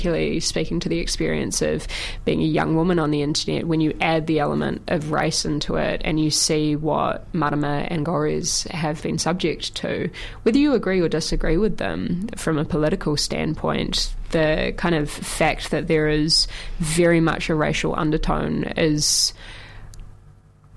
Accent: Auckland, New Zealand; I'm born and bred in Tamaki Makaurau, Auckland

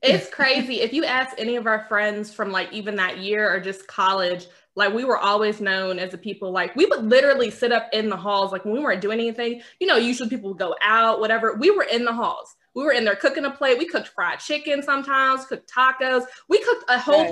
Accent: Kentucky, United States; I'm from Kentucky

